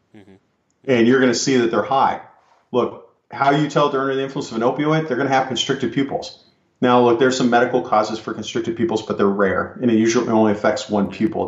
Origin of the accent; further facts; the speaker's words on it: California, United States; I'm from California, I worked in the San Francisco Bay Area